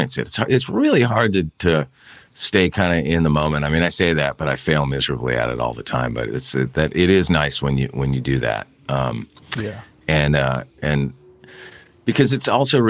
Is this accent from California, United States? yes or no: yes; Santa Barbara, California, United States; moved away; I grew up in Santa Barbara